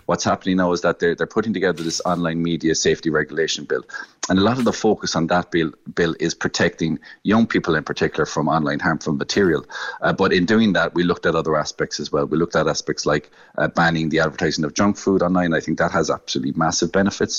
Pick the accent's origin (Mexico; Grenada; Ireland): Ireland; West Cork, Munster; I'm from West Cork and, and dairy is a very important uh, sector down in West Cork